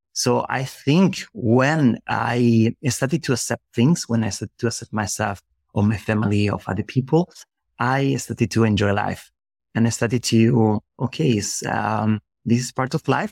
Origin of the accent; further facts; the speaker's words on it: Spain; English is a second language; moved away as an adult; also born or lived in Germany; I was living in, in another country because I'm from Spain. So I was living in Germany in that moment.